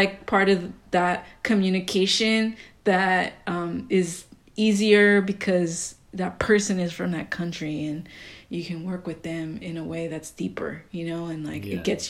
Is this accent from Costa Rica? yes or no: yes; Costa Rica; the frutero who goes around my neighborhood in the area that like I grew up in Costa Rica?